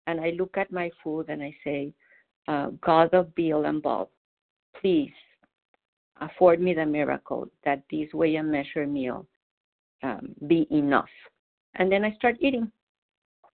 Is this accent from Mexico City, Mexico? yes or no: yes; Mexico City, Mexico; English is a second language; moved away as an adult; now in Boston, United States; I was born in Mexico City, but I have lived in Boston for 25 years